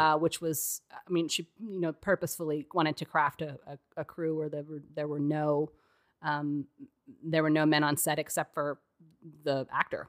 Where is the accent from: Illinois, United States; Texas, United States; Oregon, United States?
Texas, United States; moved away; as a Texan, too, who didn't grow up in the snow